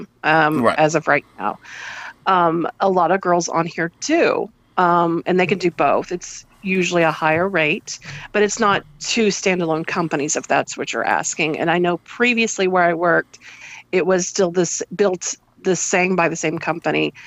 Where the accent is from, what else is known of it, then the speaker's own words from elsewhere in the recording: United States; I'm American.